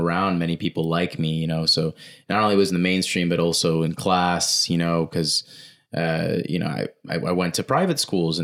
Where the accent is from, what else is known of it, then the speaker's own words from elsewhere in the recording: Florida, United States; moved away; when I moved away from Florida where I grew up and I came up north, everybody just thought I was a certain way